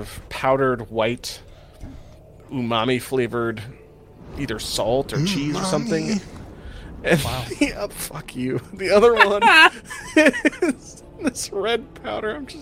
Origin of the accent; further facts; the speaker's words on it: Washington, United States; my hometown in Washington